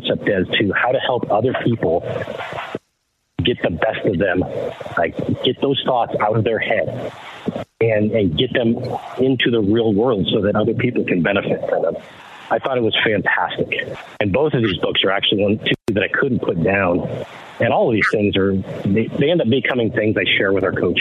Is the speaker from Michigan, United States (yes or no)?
yes; Detroit, Michigan, United States; moved away; growing up in Detroit